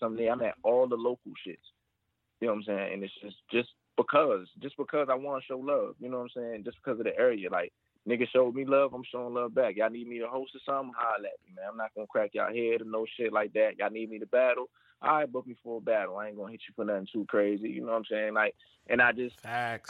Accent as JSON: {"language": "English", "region": "Maryland", "country": "United States", "said": "I'm from Maryland, but you know, uh, Richmond"}